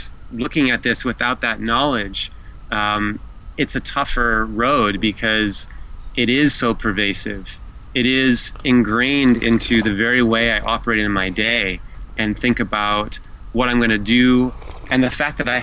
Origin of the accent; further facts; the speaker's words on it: United States; being an American male, American white male in particular